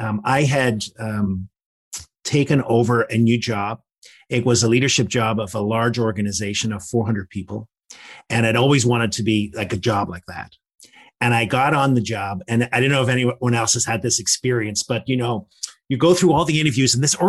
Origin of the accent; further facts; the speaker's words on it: Northern Ireland, United Kingdom; I grew up in the Troubles in Northern Ireland